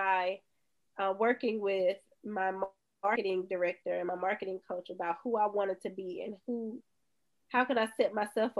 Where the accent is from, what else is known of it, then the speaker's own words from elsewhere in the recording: Bay Springs, Mississippi, United States; from Bay Springs